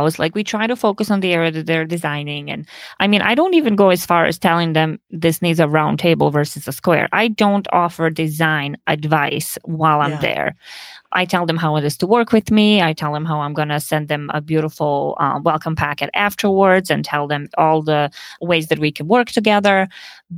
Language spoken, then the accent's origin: English; Montenegro; also born or lived in Bosnia / Chicago, United States; now in Milwaukee, United States; I was born in Bosnia and I grew up in Montenegro